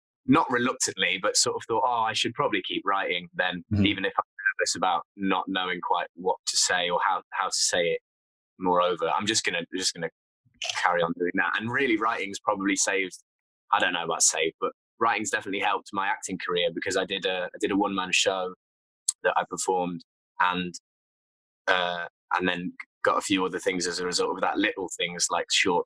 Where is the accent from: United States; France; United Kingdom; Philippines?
United Kingdom; Nottingham, East Midlands; I'm from Nottingham